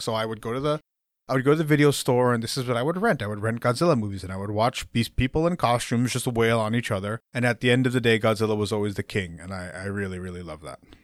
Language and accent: English; United States; I was born here. I'm an American and, uh, first generation American